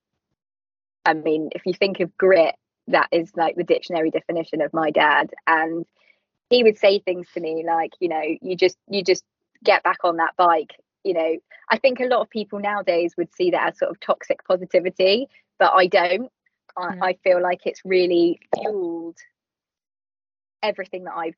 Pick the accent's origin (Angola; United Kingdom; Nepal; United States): United Kingdom; London; I'm a Londoner, born and raised, and I love it here